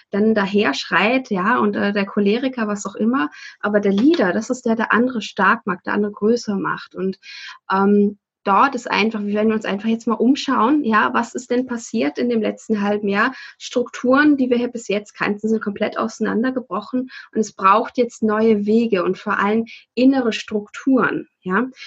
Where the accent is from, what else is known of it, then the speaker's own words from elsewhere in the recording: Saatrup, Schleswig-Holstein, Germany; also born or lived in Sylt; tatsächlich bin ich geboren auf Sylt. Ähm, bin dann groß geworden in Saatrup. Das ist ein ganz kleines Dorf in der Nähe von Flensburg, lebe aber seit fast 20 Jahren hier in Flensburg.